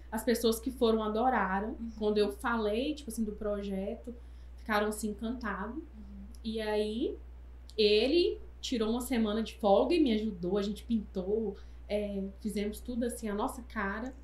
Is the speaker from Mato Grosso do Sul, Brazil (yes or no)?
no; Taiobeiras, Minas Gerais, Brazil; moved away as an adult; now in Governador Valadares, Brazil; eu sou de Taiomi